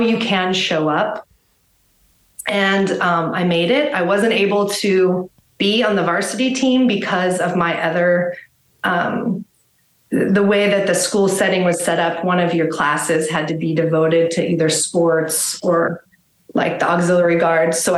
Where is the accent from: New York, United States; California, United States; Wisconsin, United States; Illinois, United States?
California, United States; Los Angeles; now in Austin, United States; I grew up in Los Angeles